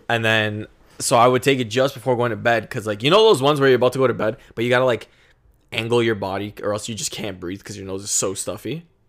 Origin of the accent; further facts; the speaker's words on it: Canada; being a Canadian